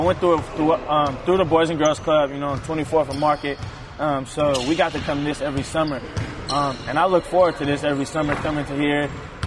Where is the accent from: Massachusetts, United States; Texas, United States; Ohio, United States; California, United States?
California, United States; Oakland; moved away as an adult; also born or lived in Montana; coming from Oakland and California, you're used to the fast-paced life, you know, city kid